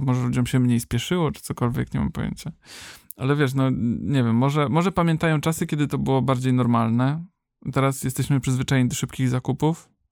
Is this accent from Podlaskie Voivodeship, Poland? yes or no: no; Kędzierzyn-Koźle, Opole Voivodeship, Poland; w Kędzierzynie, skąd pochodzę